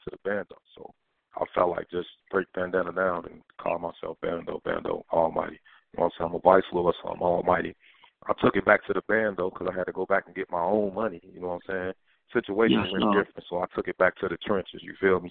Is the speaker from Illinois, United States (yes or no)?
yes; Chicago, Illinois, United States; I grew up in Capitol Hill over there